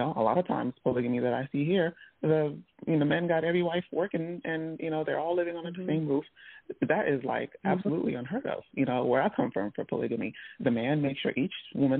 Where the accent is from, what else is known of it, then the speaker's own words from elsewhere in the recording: Nigeria; as someone who actually comes from a culture of polygamy, I'm Nigerian.